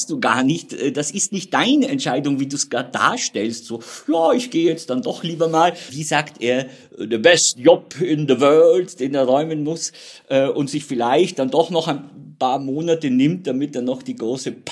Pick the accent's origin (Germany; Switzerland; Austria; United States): Austria; wo man als Österreicher so ein bisschen